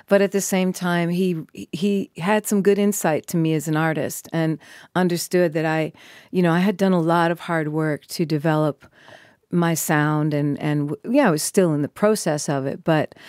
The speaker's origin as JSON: {"language": "English", "town": "Minneapolis", "region": "Minnesota", "country": "United States", "said": "Obviously I'm from Minneapolis"}